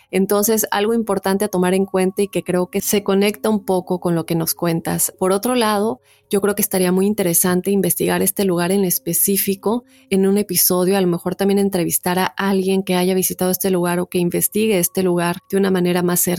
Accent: Colombia; Desde que tengo memoria me han contado muchas historias sobre un pueblo en mi país, Colombia, que se ha vuelto muy popular y ya hace parte como de la cultura o el folclore

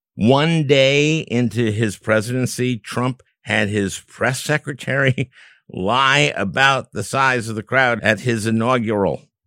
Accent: Minnesota, United States; my home state of Minnesota

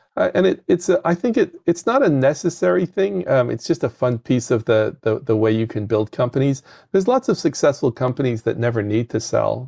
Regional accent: United Kingdom; moved away as an adult; now in United States; I'm from the United Kingdom

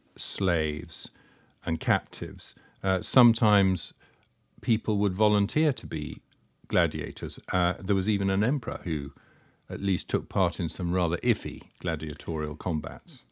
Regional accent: United Kingdom; accent: Britannic; my dreadful Britannic accent

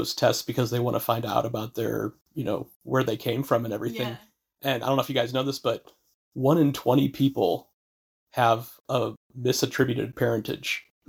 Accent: Midwest, United States; also born or lived in California; now in New England, United States; I grew up in the Midwest

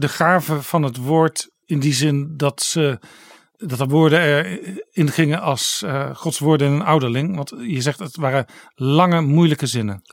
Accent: Netherlands

